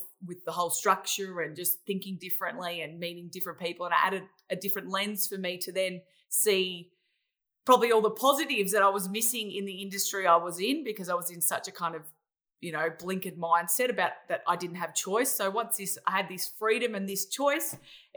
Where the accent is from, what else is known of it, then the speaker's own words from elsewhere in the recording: Australia; I'm really an Australian, as you could probably hear by my voice